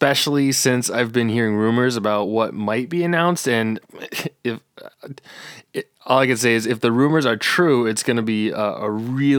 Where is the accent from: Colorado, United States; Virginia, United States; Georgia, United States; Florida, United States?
Colorado, United States; Monte Vista; I actually grew up in Southern Colorado. I was down in the San Luis Valley.